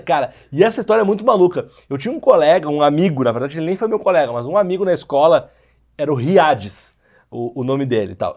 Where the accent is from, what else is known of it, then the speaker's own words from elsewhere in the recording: Porto Alegre, Rio Grande do Sul, Brazil; now in São Paulo, Brazil; eu sou de Porto Alegre, embora eu moro em São Paulo